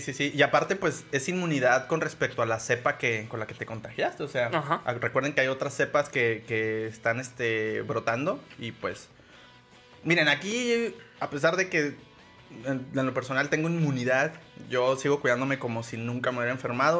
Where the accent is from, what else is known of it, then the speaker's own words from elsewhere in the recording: Ciudad Juárez, Chihuahua, Mexico; no soy de Juárez, pero viví toda mi infancia ahí